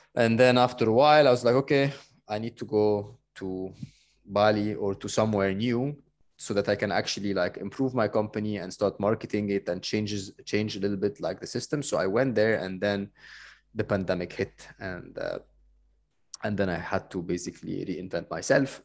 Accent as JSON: {"language": "English", "town": "Cairo", "region": "Cairo Governorate", "country": "Egypt", "moved": "yes", "said": "I'm coming from Cairo"}